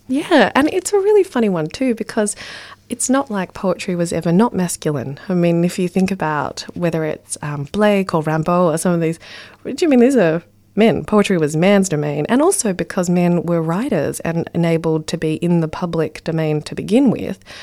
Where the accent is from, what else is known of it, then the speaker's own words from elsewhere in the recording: Ballarat, Victoria, Australia; I grew up in Ballarat